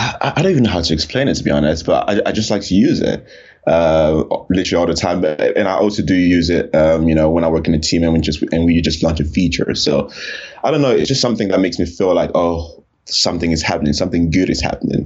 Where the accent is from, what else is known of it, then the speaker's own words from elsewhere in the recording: Cameroon; also born or lived in Paris, France / France / Canada / Chad; So I was born in Paris, France. Right. I'm originally from Cameroon, Central Africa, close to Nigeria. And I lived in a handful of countries. So I lived in Cameroon, I lived in France, I lived in Canada, I lived in Chad.